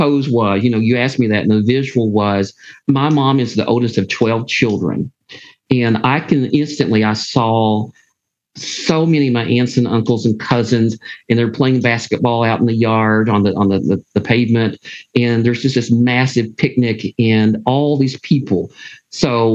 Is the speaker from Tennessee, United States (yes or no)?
no; Pikeville, Kentucky, United States; moved away as an adult; also born or lived in Phyllis, Kentucky; now in Lexington, United States; I'm from Eastern Kentucky. I always say I'm from Pikeville